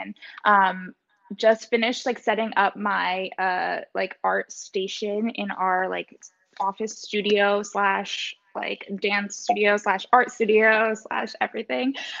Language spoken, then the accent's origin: English; Westchester, New York, United States; also born or lived in Fairfield, Connecticut; I'm from Westchester, New York. And I grew up there my whole life